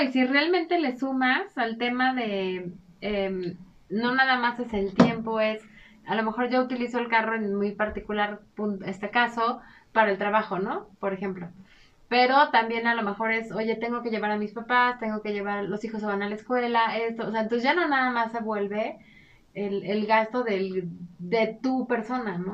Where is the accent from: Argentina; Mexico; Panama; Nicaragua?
Mexico